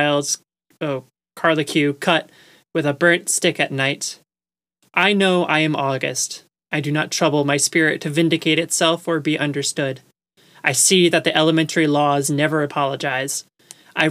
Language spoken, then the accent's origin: English; Long Island, New York, United States; I grew up on Long Island as well